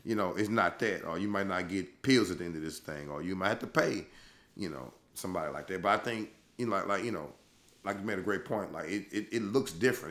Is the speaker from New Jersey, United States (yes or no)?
no; Louisiana, United States; I'm from Louisiana. I'ma take it back to the boot